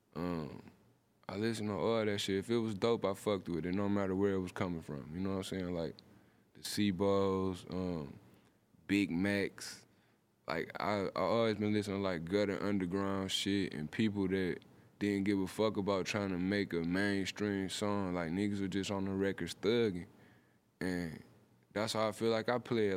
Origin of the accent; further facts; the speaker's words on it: Detroit, Michigan, United States; I'm from Detroit